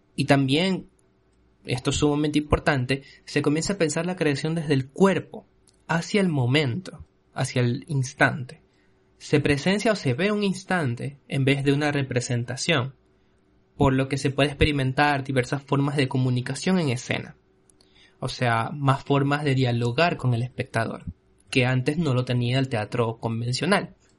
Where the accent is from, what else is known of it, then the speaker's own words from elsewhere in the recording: Ecuador; en mi país, en Ecuador